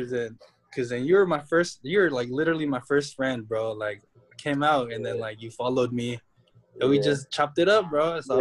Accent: United States; born or raised there; also born or lived in San Diego; now in Philippines

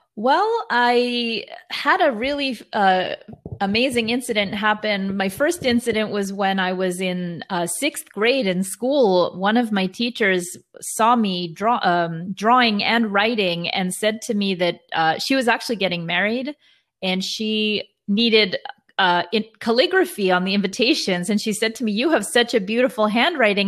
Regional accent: New York City, New York, United States; I'm originally from New York, but, uh, parents are from Israel

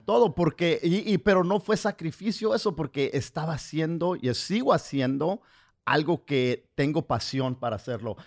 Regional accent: United States; first language Spanish; nací aquí en Estados Unidos, pero nací hablando español

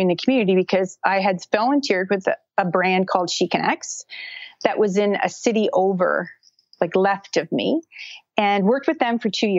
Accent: Brockville, Ontario, Canada; I'm from Canada, and I live in a small town called Brockville, Ontario

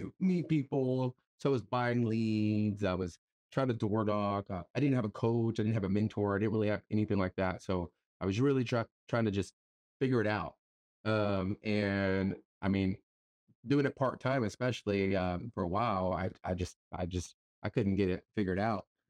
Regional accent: Pearsall, Texas, United States; now in San Antonio, United States; I'm not originally from San Antonio. I'm actually from a small town, uh, Pearsall, Texas, about an hour south of San Antonio. So, I am a small town guy

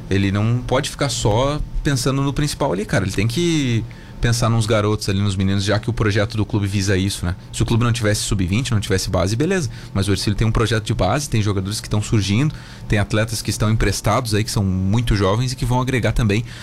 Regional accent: Rio Grande do Sul, Brazil; Vice-prefeito é gaúcho, eu sou gaúcho.

